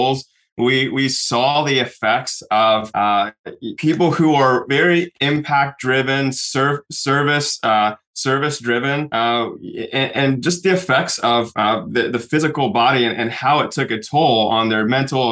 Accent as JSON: {"language": "English", "town": "Oklahoma City", "region": "Oklahoma", "country": "United States", "tie": "born or raised there", "said": "I grew up in Oklahoma City"}